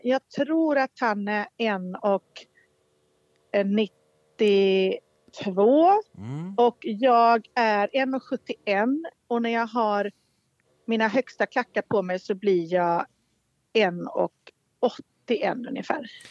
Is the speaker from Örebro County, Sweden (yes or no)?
no; Borås, Västra Götaland, Sweden; also born or lived in Viskafors; jag är från Borås, jag pratar inte göteborgska.